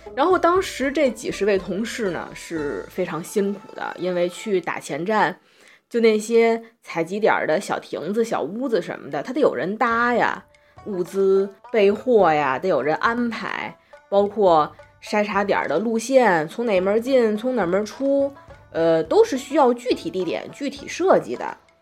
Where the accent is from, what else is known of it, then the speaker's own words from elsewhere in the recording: Tianjin, China; 我自己作为天津人